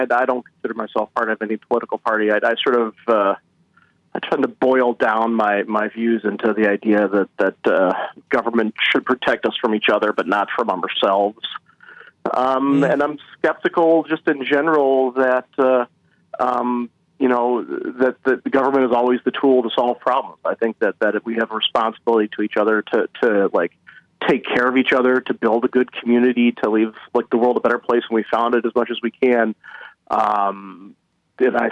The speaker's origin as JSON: {"language": "English", "town": "Grosse Pointe", "region": "Michigan", "country": "United States", "tie": "born or raised there", "said": "I grew up in Grosse Pointe, living next door to Detroit"}